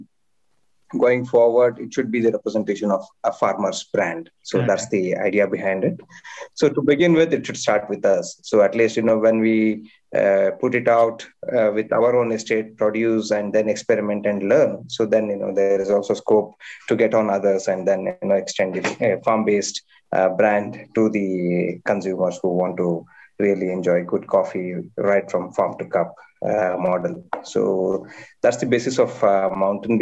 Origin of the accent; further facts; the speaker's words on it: Chikmagalur, Karnataka, India; I have been born and brought up in my plantation. We are basically from Chikmagalur